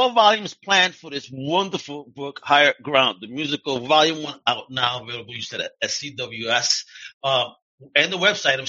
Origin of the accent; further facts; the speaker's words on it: Puerto Rico; also born or lived in New York; someone asked me, where are you from? I said, Puerto Rico.